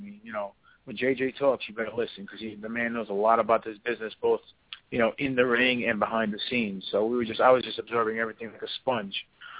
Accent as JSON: {"language": "English", "region": "New York", "country": "United States", "said": "even though I'm from New York"}